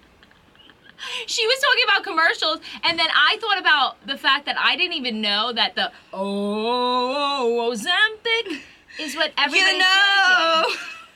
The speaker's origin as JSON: {"language": "English", "region": "Texas", "country": "United States", "said": "I'm from Texas"}